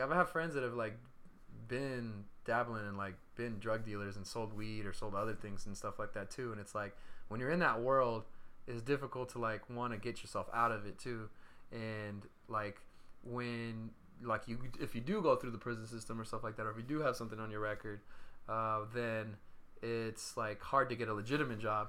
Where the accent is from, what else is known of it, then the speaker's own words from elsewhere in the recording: Stockton, California, United States; moved away; Stockton, my hometown